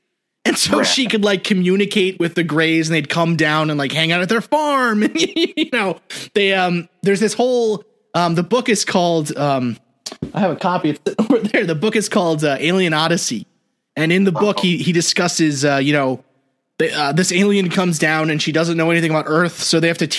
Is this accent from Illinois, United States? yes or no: no; New York City, New York, United States; but I grew up in New York City. So like anything with trees is rural for me, you know?